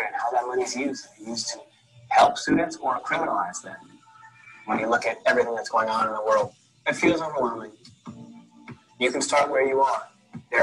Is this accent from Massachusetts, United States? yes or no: no; Chicago, Illinois, United States; Growing up in Chicago, in the hood